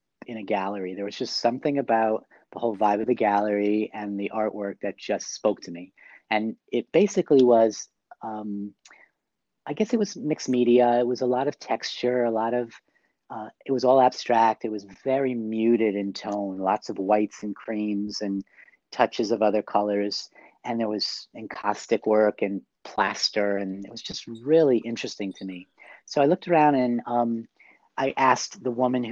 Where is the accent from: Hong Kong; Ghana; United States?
United States; New York City, New York; I'm from New York City.